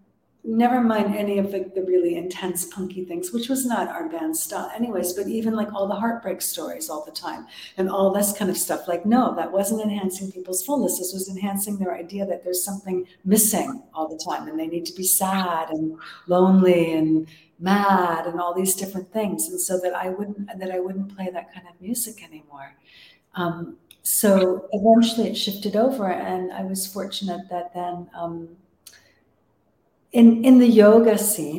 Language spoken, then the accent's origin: English; Toronto, Ontario, Canada; moved away; back in Canada, which was my home country in Toronto